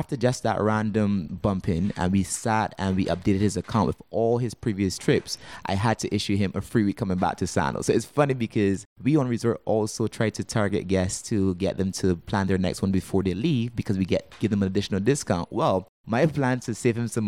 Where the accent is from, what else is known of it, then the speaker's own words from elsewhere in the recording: Barbados; moved away as an adult; now in Antigua; Now, I'm actually originally from Barbados. I actually moved to Antigua about 3 years ago.